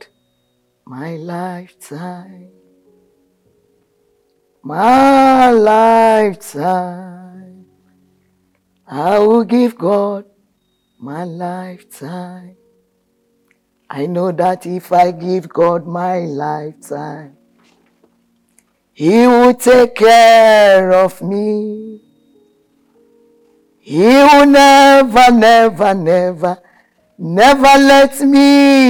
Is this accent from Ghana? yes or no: yes; Kumasi, Ashanti, Ghana; Ya wo mi Ghana. Kumasi.